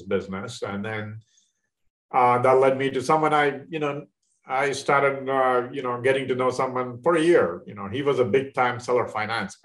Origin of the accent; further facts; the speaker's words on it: India; moved away as an adult; now in Dallas, United States; I'm in from India a long time ago, 30 years ago, a little over 30 years